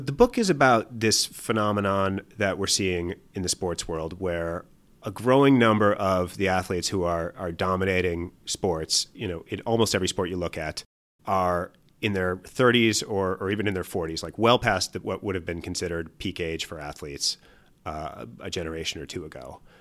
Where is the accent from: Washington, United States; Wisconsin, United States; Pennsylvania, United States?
Wisconsin, United States; I'm from Wisconsin